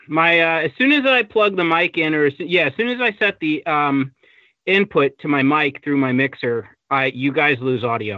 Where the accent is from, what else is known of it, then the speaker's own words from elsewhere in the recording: Long Island, New York, United States; now in Seattle, United States; I'm originally from Long Island, New York